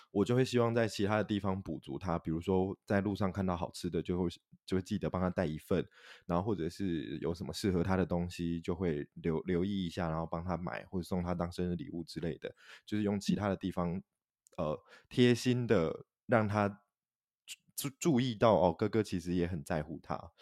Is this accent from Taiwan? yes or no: yes; Taiwan; 我是韩国华侨的后代。那虽然我的父亲是韩国华侨，但是我本身在台湾土生土长